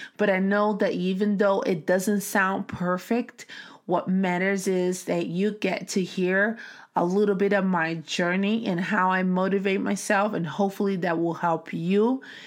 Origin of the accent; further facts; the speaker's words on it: Brazil; English is a second language; now in United States; growing up in Brazil